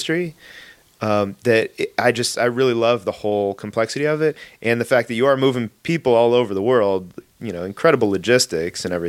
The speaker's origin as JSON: {"language": "English", "town": "Los Angeles", "region": "California", "country": "United States", "tie": "born or raised there", "said": "I grew up in the Valley. San Fernando"}